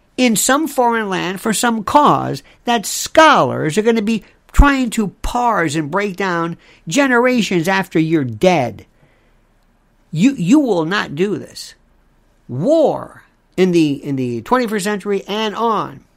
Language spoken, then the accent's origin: English; United States; As an American